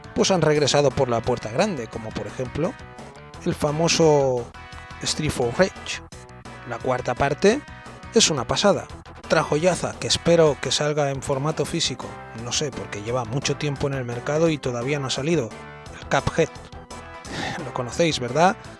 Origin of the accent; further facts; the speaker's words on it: Spain; los españoles